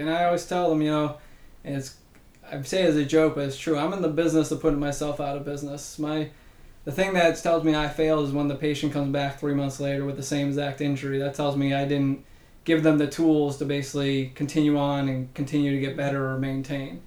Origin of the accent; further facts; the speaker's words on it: Massachusetts, United States; moved away; I'm a originally from Massachusetts, born and raised there